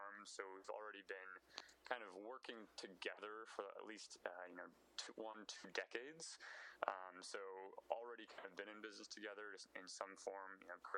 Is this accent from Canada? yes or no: no; Wisconsin, United States; growing up in Wisconsin